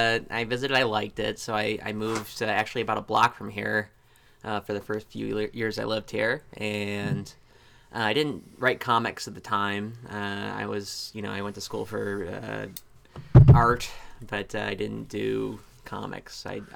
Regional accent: Springfield, Ohio, United States; moved away; also born or lived in Buffalo; I grew up in like Ohio.

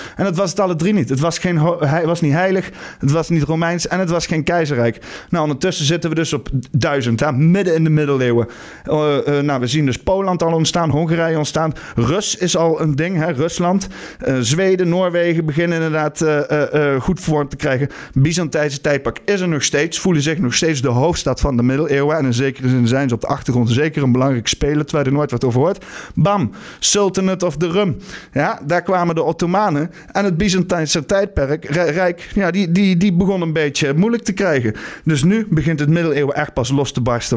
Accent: Netherlands

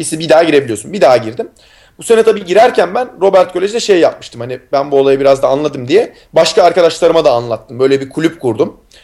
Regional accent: Istanbul, Turkey; moved away; İstanbul'da doğdum büyüdüm.

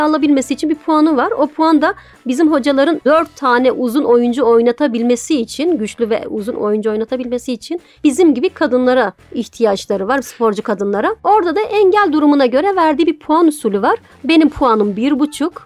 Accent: Diyarbakır, Diyarbakır Province, Turkey; also born or lived in Mardin; now in Istanbul, Turkey; Diyarbakır'da ben çocukluğum geçti.

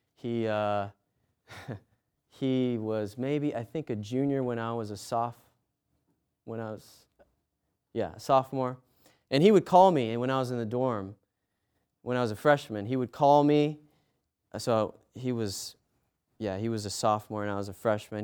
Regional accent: United States; I'm American

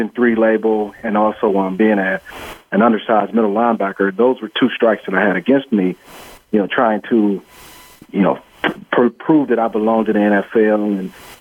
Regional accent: Cleveland, Ohio, United States; I'm from the Cleveland area

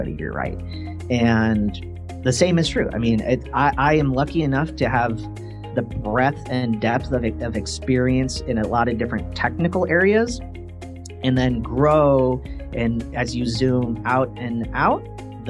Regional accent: Quincy, Illinois, United States; I grew up in Quincy, Illinois

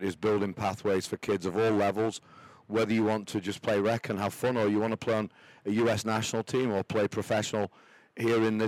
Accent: Doncaster, Yorkshire and the Humber, United Kingdom; moved away as an adult; also born or lived in Charlotte, North Carolina / Austin, Texas / Dallas, Texas; now in Jacksonville, United States; I came here from England, Doncaster, England, coal mining area. My family, coal miners

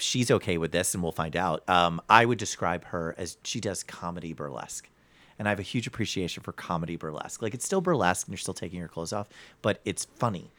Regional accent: New Jersey, United States; now in Cleveland, United States; I'm from New Jersey

